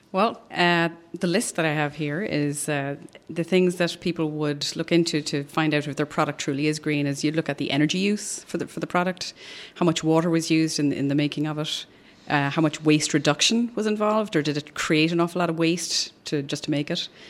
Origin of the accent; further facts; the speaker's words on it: Ireland; moved away as an adult; now in Austin, United States; I'm originally from Ireland, which you can probably tell from the accent.